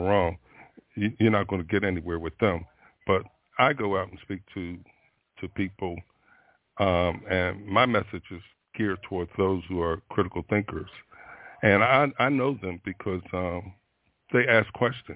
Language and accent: English; Florida, United States; I'm from Florida